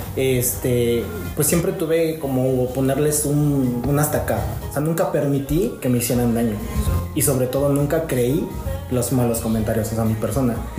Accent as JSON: {"language": "Spanish", "town": "San Pedro Cholula", "region": "Puebla", "country": "Mexico", "tie": "born or raised there", "said": "soy originario de San Pedro Cholula, tengo 26 años"}